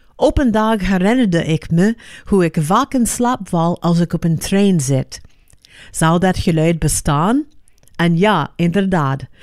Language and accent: Dutch; Los Angeles, California, United States; Dutch is a second language; moved away; ik ben opgegroeid in Los Angeles